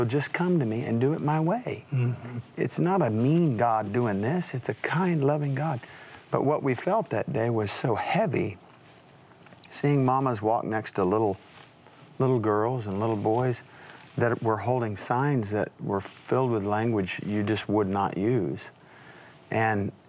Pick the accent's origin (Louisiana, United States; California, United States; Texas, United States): Texas, United States; West Texas and New Mexico, United States; growing up in West Texas and New Mexico